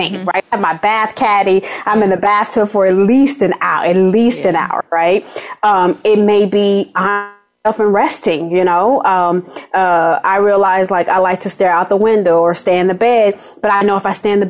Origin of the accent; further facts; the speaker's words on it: Los Angeles, California, United States; I'm from Watts, you know, yeah. and I had all these adverse childhood experiences